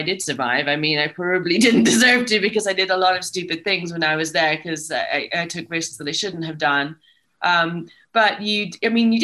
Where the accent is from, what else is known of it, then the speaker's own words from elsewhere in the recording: Rome, Lazio, Italy; moved away as an adult; coming as I did from Italy, I came from Rome, a very boring place to grow up